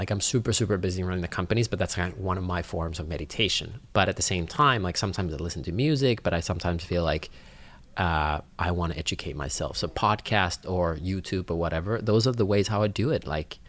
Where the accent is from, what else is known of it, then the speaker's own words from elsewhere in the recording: Finland; English is a second language; Like I come from Finland where education is free.